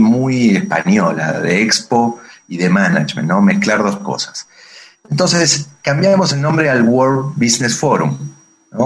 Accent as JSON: {"language": "Spanish", "region": "Buenos Aires", "country": "Argentina", "tie": "born or raised there", "also_born_or_lived": "Santa Fe", "moved": "as an adult", "lives_now": "Mexico", "said": "De Buenos Aires. Nací, nací en la capital federal de Buenos Aires, porteño, como dirían todos en Argentina."}